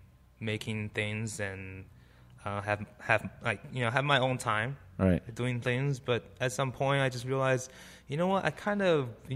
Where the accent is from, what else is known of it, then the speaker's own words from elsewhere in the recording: Taiwan; also born or lived in Taipei; now in United States; we grew up in Taiwan, you know, during the 80s